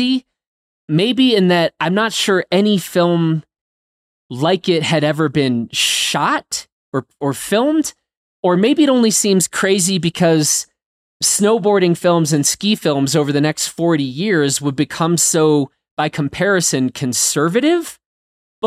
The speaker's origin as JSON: {"language": "English", "country": "United States", "said": "as an American"}